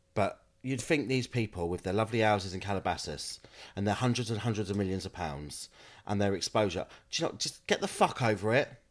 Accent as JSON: {"language": "English", "area": "Kent", "region": "South East England", "country": "United Kingdom", "moved": "as an adult", "lives_now": "Manchester, United Kingdom", "said": "I'm from Kent"}